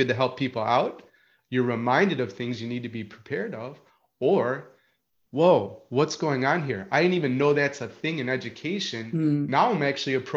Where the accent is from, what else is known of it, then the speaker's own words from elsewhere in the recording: Chicago, Illinois, United States; moved away as an adult; also born or lived in Marietta, Georgia; I'm moving from Chicago, a Midwestern boy, right? And an urban boy to Marietta, Georgia